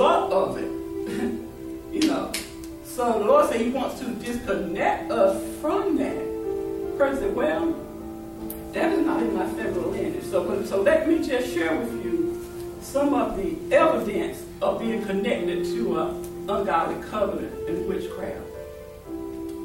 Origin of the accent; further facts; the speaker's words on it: Raleigh, North Carolina, United States; I'm from Raleigh